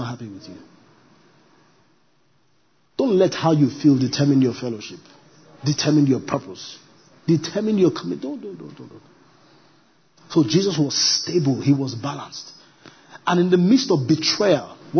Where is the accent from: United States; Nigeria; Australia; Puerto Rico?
Nigeria; I'm a Nigerian